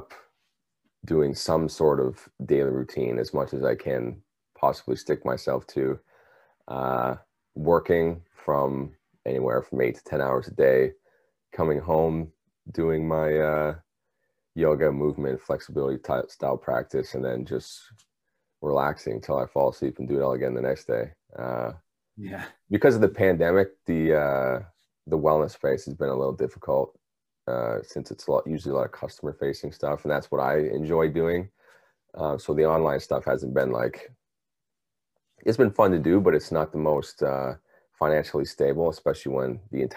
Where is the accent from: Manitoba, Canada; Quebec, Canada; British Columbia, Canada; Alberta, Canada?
British Columbia, Canada; now in Ontario, Canada; I'm from British Columbia in Canada. Originally, I've been in Ontario for about 15 plus years now